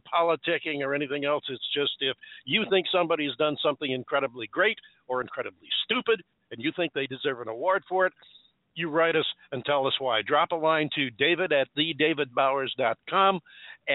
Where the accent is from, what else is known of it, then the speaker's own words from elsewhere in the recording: upstate New York, United States; now in Southern California, United States; I remember growing up in the Northeast, up in upstate New York